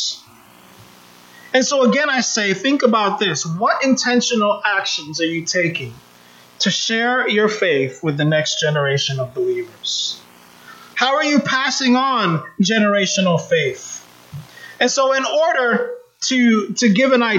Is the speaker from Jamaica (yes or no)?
yes; Jamaica; moved away; also born or lived in United States; though I was born in the United States, I grew up in Jamaica. My family's from Jamaica.